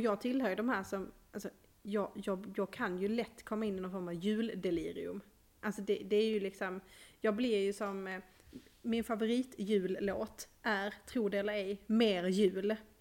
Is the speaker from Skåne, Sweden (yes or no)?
yes; Skåne, Sweden; som skåning